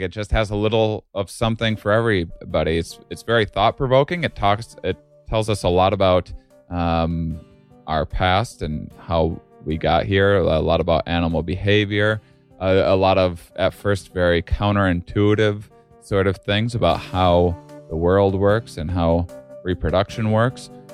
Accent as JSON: {"language": "English", "town": "La Crosse", "region": "Wisconsin", "country": "United States", "moved": "yes", "said": "I'm from a small town in the Cross, Wisconsin"}